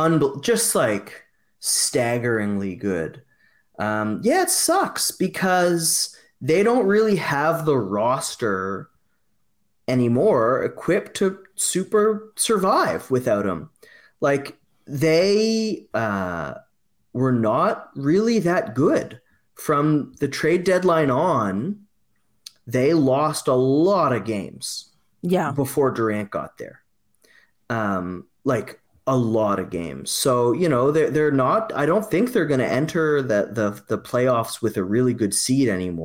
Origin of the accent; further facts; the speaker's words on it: Nova Scotia, Canada; I'm from Nova Scotia.